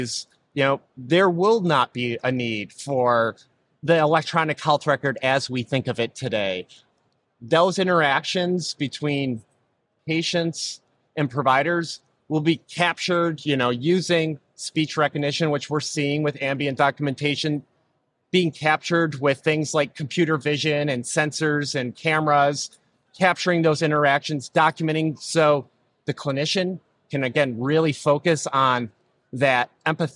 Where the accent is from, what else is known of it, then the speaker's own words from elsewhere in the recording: Rochester, New York, United States; I was born and raised in Rochester, New York